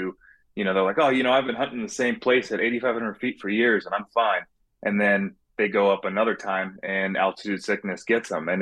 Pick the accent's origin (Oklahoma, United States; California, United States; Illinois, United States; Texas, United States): California, United States; now in Phoenix, United States; I was born and raised in California, and I live here now in Phoenix